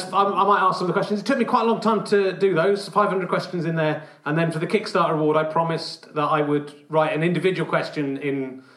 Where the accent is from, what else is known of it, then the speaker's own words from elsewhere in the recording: Cheddar, South West England, United Kingdom; Of course, I'm from Cheddar.